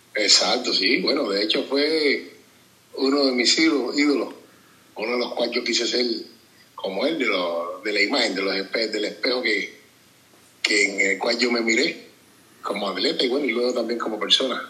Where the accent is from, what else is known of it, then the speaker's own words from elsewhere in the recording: Limonar, Matanzas, Cuba; yo soy de Limonal, allá en mi natal pueblo